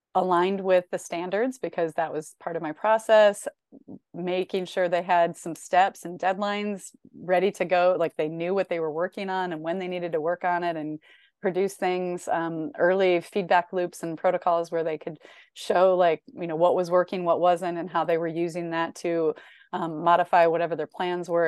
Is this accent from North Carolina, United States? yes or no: no; Northern Illinois, United States; I grew up in Northern Illinois